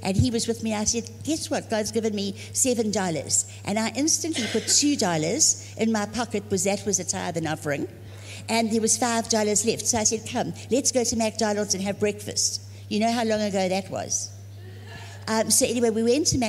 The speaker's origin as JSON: {"language": "English", "area": "Zululand", "region": "KwaZulu-Natal", "country": "South Africa", "also_born_or_lived": "Dallas", "moved": "as an adult", "said": "I'm from Africa, from Zululand."}